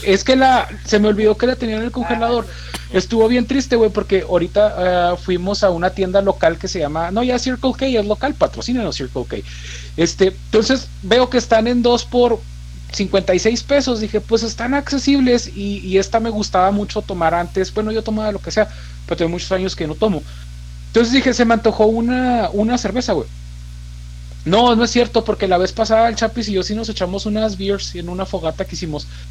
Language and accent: Spanish; Mexico; se llamaba Héroes de la Revolución